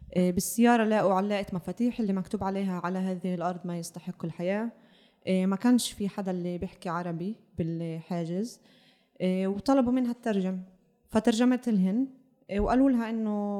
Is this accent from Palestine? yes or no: yes; Palestine; نواجهه هسه كفلسطينيين